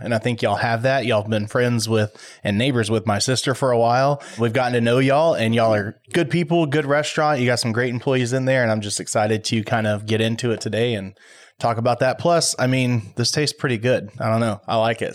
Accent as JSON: {"language": "English", "town": "Waller", "region": "Texas", "country": "United States", "tie": "born or raised there", "said": "I grew up in Waller, and we had a skydiving place there in Waller."}